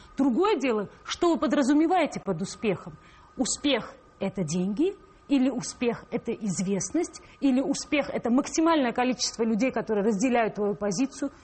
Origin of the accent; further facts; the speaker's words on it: Tbilisi, Georgia; now in Moscow, Russia; я тбилисская грузинка